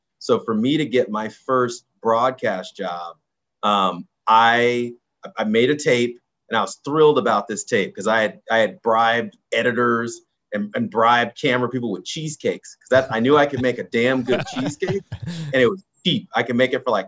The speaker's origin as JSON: {"language": "English", "area": "Orange County", "region": "California", "country": "United States", "tie": "born or raised there", "moved": "yes", "said": "I grew up in Orange County, California"}